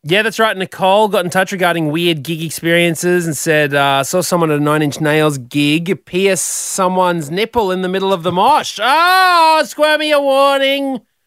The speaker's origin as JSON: {"language": "English", "town": "Brisbane", "region": "Queensland", "country": "Australia", "said": "I was 15 from Brizzy"}